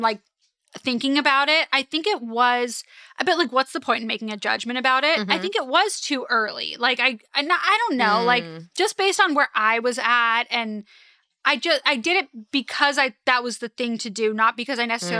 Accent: Los Angeles, California, United States; I grew up in Los Angeles.

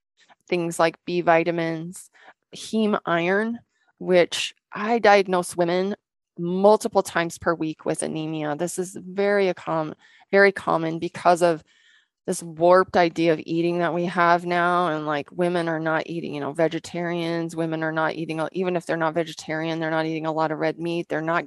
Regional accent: Washington, United States; So we came from Western Washington, which is a humid, lots of water, good sun in the summertime, and it doesn't get really cold there.

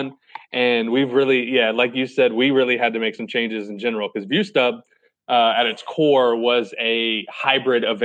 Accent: 20 minutes from Chesapeake, Virginia, United States; I'm from like 20 minutes down there.

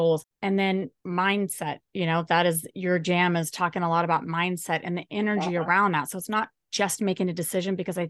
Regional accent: United States; I'm American

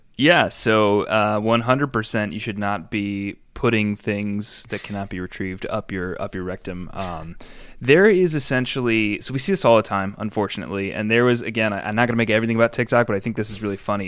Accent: New York, United States; I grew up in New York

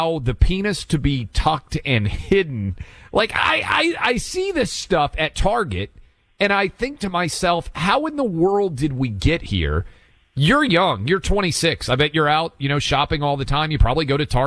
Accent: Nashville, Tennessee, United States; my hometown in Nashville

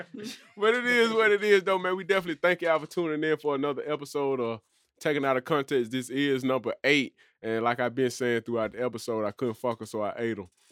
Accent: Birmingham, Alabama, United States; from Birmingham. And I'm really from Birmingham

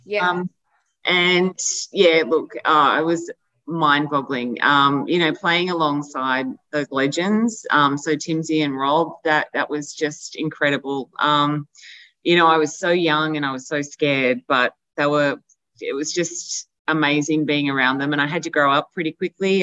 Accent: Albury, New South Wales, Australia; we're from Albury

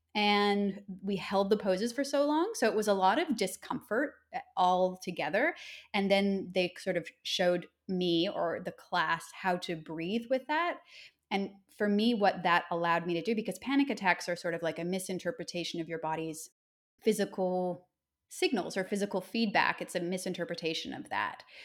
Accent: Nova Scotia, Canada; moved away as an adult; now in Australia; I grew up in Nova Scotia

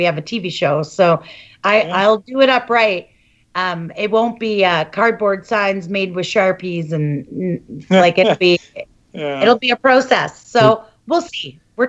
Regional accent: Canada; as a Canadian advocate.

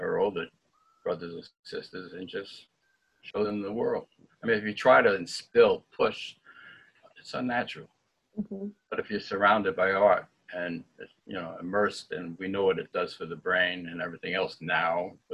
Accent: New York City, New York, United States; I'm from the Bronx

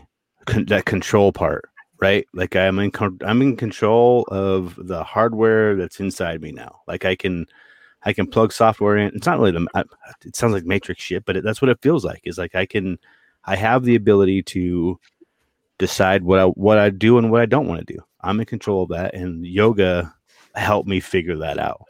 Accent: Montana, United States; moved away; also born or lived in Boston; Growing up in Montana

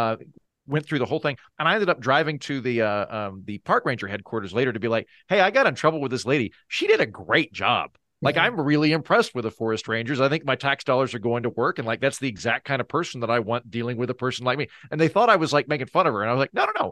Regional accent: Oklahoma, United States; I'm from Oklahoma. It's dead flat.

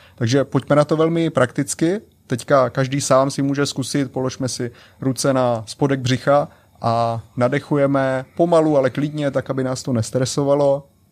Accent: Czechia; první v Česku žijící Čech

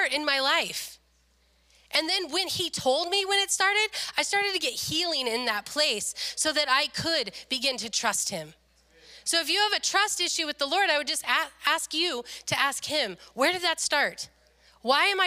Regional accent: Le Grand, United States; moved away as an adult; when I moved here from Le Grand

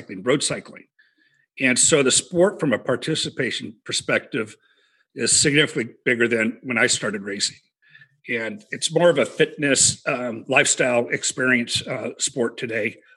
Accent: Reno, Nevada, United States; I grew up in Reno

